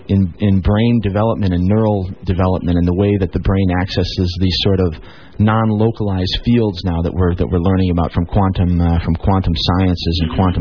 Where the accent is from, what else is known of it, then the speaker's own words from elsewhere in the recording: Chicago, Illinois, United States; I'm from Chicago.